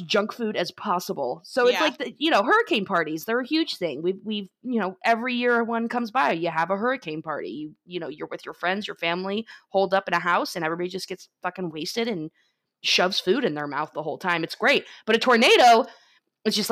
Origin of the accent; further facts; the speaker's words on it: Florida, United States; we're both from Florida